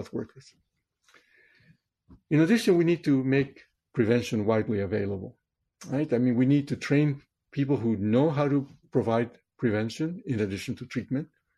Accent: Chosica, Lima, Peru; moved away; I was born in Peru in South America in 1950, right in the middle of the 20th century. I grew up in a town called Chosica, which is 40 kilometers east of Lima

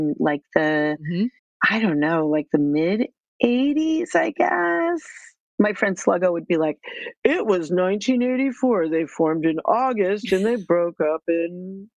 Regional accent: Cambridge, Massachusetts, United States; I grew up in Cambridge, Massachusetts.

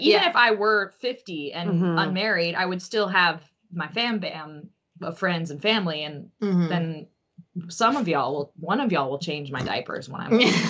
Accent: the South, United States; I'm from the South

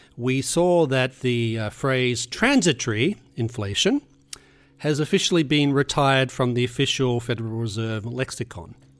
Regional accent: Australia; moved away; I was growing up in Australia

